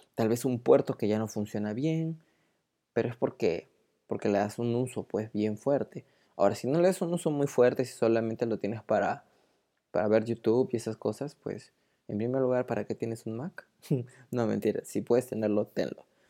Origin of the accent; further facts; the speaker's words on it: Peru; also born or lived in Lima; soy de Perú, y vivo en Lima